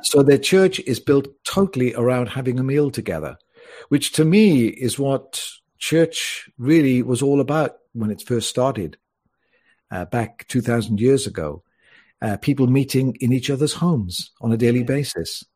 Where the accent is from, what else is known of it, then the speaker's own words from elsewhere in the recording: Wales, United Kingdom; also born or lived in Mallorca, Spain; now in Spain; I was born in Wales, so I am Welsh